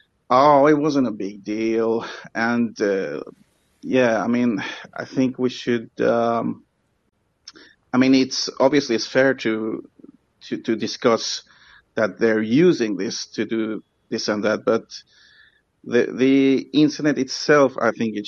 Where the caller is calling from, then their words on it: Sweden; first language English; I'm calling from Sweden, English is my first language